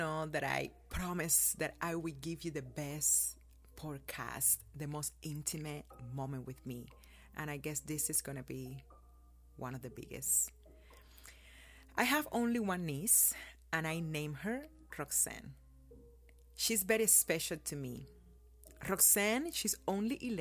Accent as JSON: {"language": "English", "country": "Cuba", "tie": "born or raised there", "moved": "yes", "lives_now": "United States"}